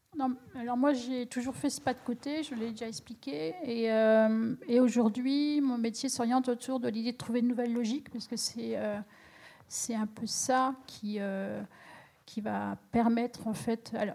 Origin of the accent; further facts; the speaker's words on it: Champagne, Grand Est, France; je viens de la Champagne